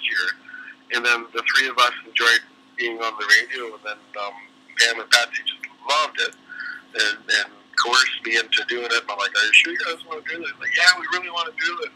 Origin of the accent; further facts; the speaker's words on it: Oshawa, Ontario, Canada; now in Maple Ridge, Canada; I grew up in Oshawa